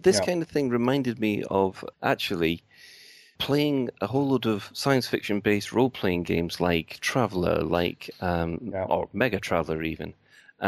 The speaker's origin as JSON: {"language": "English", "town": "Glasgow", "region": "Scotland", "country": "United Kingdom", "said": "being Glaswegian"}